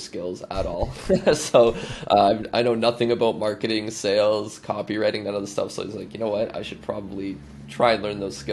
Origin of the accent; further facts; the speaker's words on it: Canada; I'm a Canadian